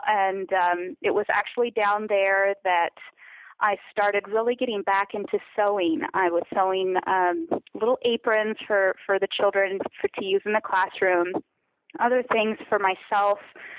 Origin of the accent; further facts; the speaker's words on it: California, United States; moved away as an adult; I'm from California, and my husband and I met at college, and we got married after college and moved down to rural Mexico within a year after getting married.